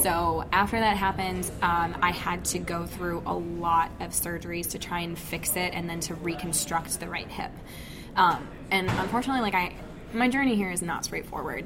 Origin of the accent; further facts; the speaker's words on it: Michigan, United States; I grew up in Michigan and have lived in Michigan pretty much my whole life